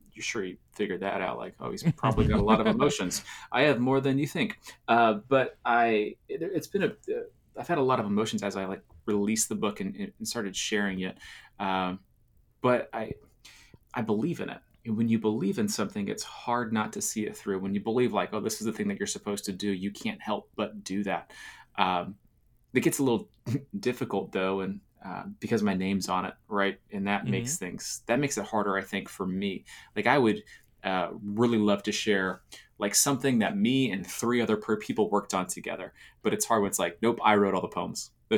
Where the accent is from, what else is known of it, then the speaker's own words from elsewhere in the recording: Florida, United States; now in Nashville, United States; I grew up in Florida, right? So I love being warm.